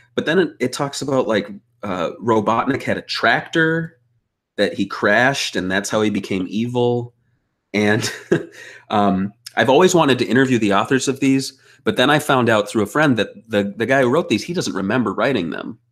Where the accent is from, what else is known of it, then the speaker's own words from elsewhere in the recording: Midwest, United States; growing up, uh, you know, I, I'm an American. I was in the Midwest